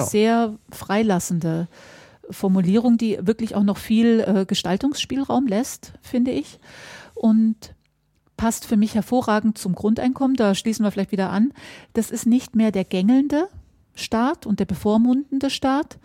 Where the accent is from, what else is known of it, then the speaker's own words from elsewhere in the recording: Mecklenburg-Vorpommern, Germany; bei uns in Mecklenburg-Vorpommern